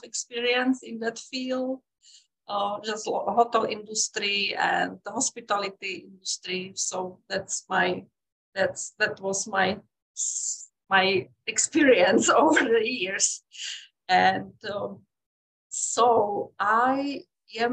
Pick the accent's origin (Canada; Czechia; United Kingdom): Czechia; moved away as an adult; also born or lived in Europe; now in United States; I am from Czech Republic originally